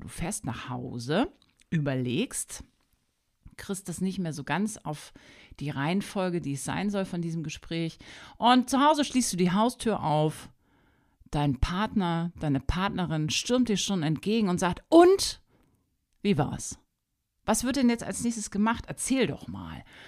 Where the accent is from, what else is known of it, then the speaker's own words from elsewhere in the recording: Hanover, Lower Saxony, Germany; also born or lived in Wolfsburg; Ich komme ursprünglich aus Hannover